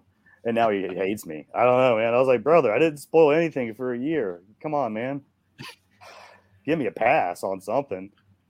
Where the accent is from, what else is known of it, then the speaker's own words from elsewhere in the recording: Asheville, North Carolina, United States; also born or lived in Marietta, Georgia; now in Atlanta, United States; I'm from Asheville. So we're both from North Carolina.